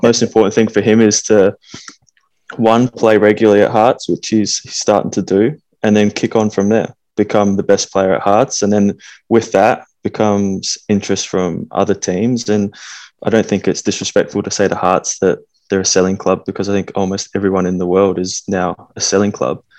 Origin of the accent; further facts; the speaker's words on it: Australia; moved away as an adult; also born or lived in Scotland; we're from Australia, and you know, growing up as as kids